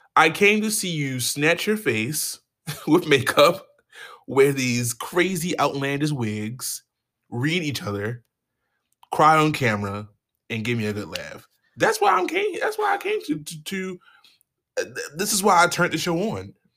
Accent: Baltimore, Maryland, United States; I'm from Baltimore

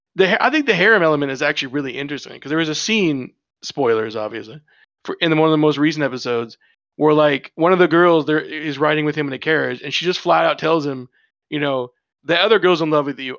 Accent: United States; I'm an American

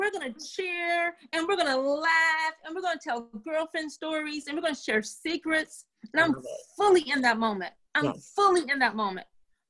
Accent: the South, United States; You know, I'm from the South. My grandmother has some amazing pound cake recipes. If I'm down South and someone in my family makes a pound cake, I'm going to eat a slice of pound cake.

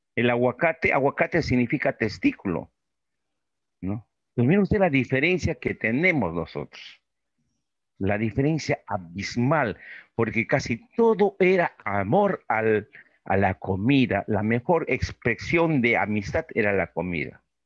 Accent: Peru; los peruanos como los ecuatorianos somos nosotros

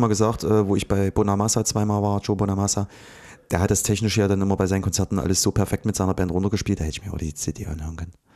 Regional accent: Ohrdruf, Thuringia, Germany; in Ortruf bei mir im, ja, da wo ich aufgewachsen bin, so dieser Ort

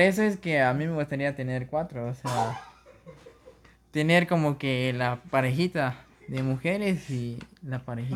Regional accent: Mexico; Si, si les gusta nuestro acento

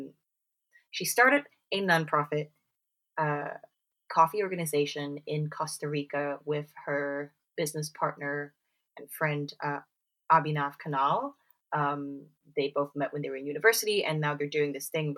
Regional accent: Singapore; now in United Kingdom; growing up in Singapore

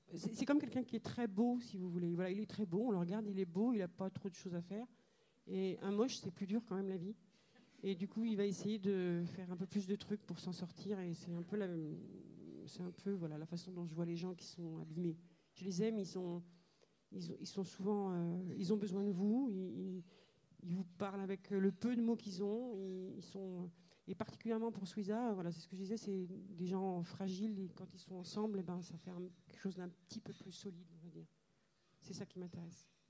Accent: Algeria; moved away; mon enfance euh, en Algérie, c'est une enfance très très heureuse

